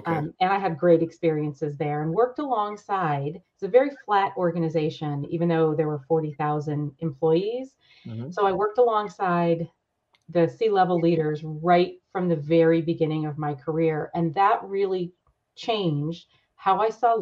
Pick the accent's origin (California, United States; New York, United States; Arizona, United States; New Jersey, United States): New York, United States; Rochester; moved away as an adult; also born or lived in San Diego; originally from New York, grew up in upstate New York in Rochester, where it's really cold